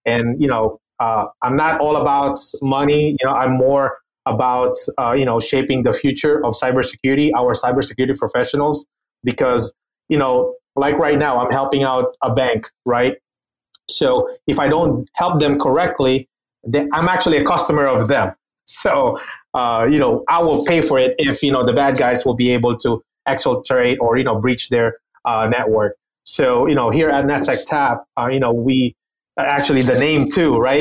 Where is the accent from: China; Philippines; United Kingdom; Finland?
Philippines; moved away; I was born and raised in the Philippines.